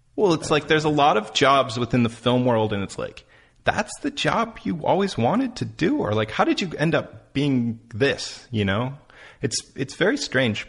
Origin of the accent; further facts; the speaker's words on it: Lockport, New York, United States; moved away; Lockport, where I'm from, Um, that's where Joyce Carol-Oates is from.